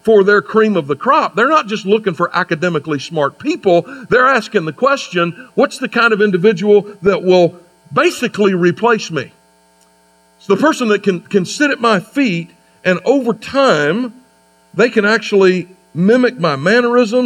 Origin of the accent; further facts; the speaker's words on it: United States; I have students at Anderson University where I teach in my home state